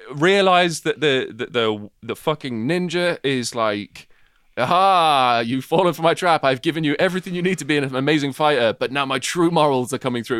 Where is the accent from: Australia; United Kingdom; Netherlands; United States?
United Kingdom; we're British